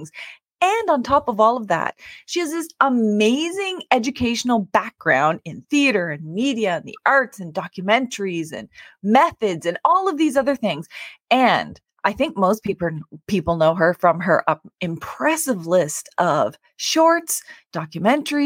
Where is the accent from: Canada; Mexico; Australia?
Canada; the Maritimes; now in Toronto, Canada; I'm from the Maritimes or Mi'kmaq